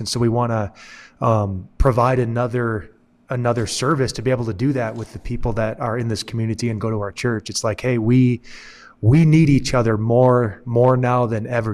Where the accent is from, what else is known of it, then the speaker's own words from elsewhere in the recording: Michigan, United States; moved away as an adult; now in New Mexico, United States; since I moved to New Mexico, 'cause originally I'm from Michigan